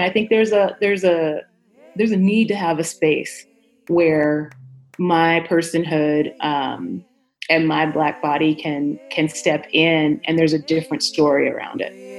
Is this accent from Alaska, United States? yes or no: no; Chicago, Illinois, United States; now in Denver, United States; I am originally from Chicago, Illinois, Chi-Town, A, um, and I currently reside in Denver, Colorado.